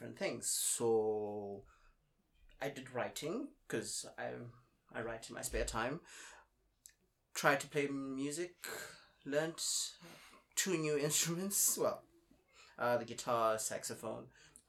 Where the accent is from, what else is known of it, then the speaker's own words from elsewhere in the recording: South Africa; moved away as an adult; also born or lived in South Korea; now in Ningbo, China; I'm from South Africa. I've been knocking around Asia for about 11 years now.